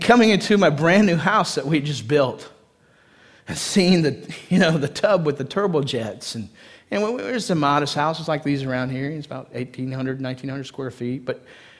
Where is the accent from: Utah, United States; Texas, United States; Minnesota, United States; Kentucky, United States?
Texas, United States; East; born or raised there